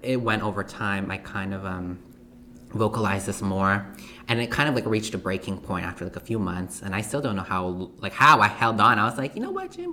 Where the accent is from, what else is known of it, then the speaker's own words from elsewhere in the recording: Canada; I'm also a Canadian, Filipino Canadian to be exact